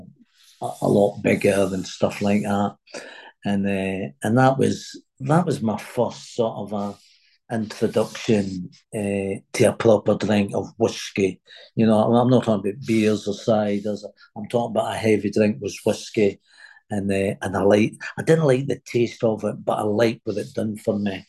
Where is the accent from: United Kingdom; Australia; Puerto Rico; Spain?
United Kingdom; Glasgow, Scotland; moved away; also born or lived in United States; I was born in Glasgow in Scotland, and I had my mum had a big family.